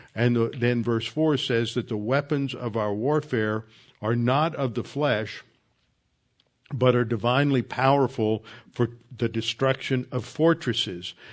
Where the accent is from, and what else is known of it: the South, United States